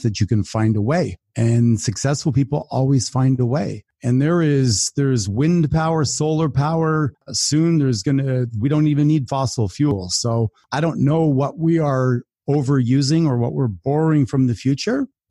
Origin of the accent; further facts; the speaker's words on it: Canada; I'm from Canada